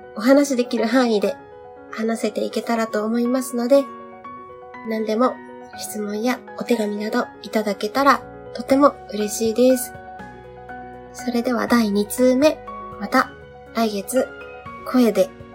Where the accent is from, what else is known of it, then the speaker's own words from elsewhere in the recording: Kyushu, Saga, Japan; moved away as an adult; now in Tokyo, Japan; 地元が九州で、今住んでいるのは東京で